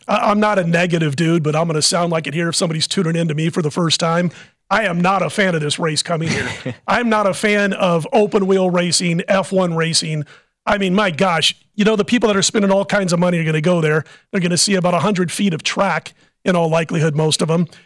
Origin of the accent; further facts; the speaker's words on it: Midwest, United States; moved away; I was a Cardinal fan growing up in the Midwest